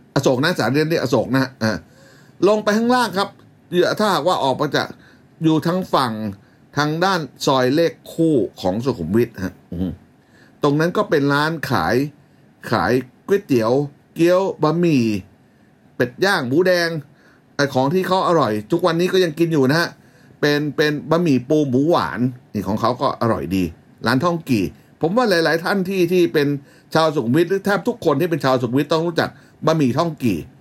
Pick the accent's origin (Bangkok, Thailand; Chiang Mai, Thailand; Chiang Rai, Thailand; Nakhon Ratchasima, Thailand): Bangkok, Thailand; born or raised there